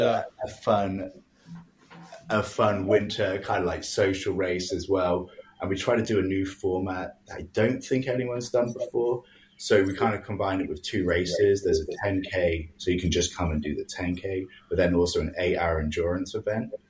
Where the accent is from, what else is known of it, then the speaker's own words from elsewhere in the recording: England, United Kingdom; now in Halifax, Canada; growing up in England, I lived in the city